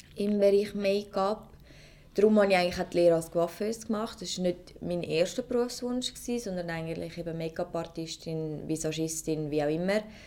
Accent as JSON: {"language": "German", "region": "Zurich", "country": "Switzerland", "said": "ich komme aus Zürich"}